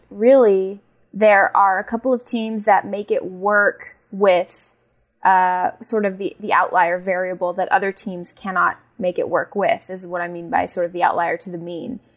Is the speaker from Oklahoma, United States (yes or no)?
no; Phoenix, Arizona, United States; moved away; also born or lived in Los Angeles; I was born and raised in Phoenix, Arizona